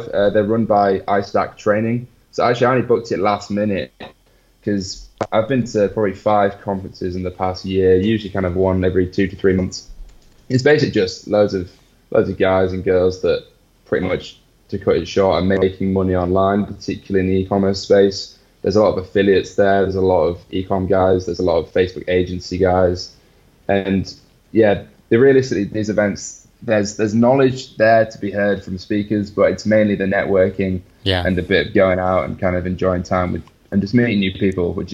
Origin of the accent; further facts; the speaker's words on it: England, United Kingdom; now in Barcelona, Spain; my apparently English smile